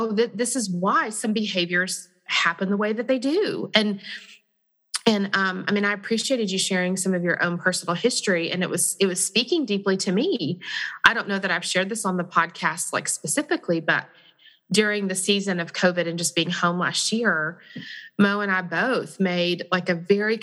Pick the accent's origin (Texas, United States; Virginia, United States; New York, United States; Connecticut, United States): Texas, United States; I'm from Texas, so you just threw me back to my home